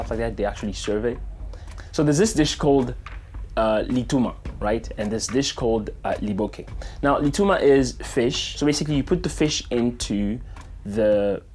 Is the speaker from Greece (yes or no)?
no; DR Congo; now in Phoenix, United States; I was born in the Democratic Republic of the Congo, and now I live in Phoenix, Arizona.